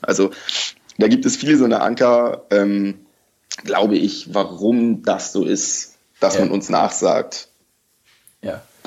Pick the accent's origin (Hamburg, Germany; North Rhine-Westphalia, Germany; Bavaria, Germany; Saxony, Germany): Hamburg, Germany; ich komme auch aus Hamburg